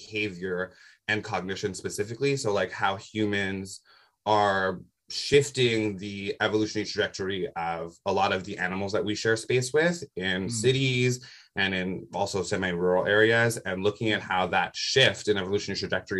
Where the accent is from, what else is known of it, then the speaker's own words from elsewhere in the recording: Toronto, Ontario, Canada; now in Vancouver, Canada; I was born in Toronto, Ontario, and then I moved to Vancouver, where I'm calling from y'all now